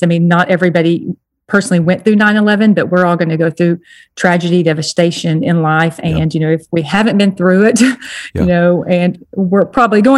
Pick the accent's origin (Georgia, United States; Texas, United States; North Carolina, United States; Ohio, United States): Texas, United States; moved away as an adult; also born or lived in New Jersey; I was brought up in Texas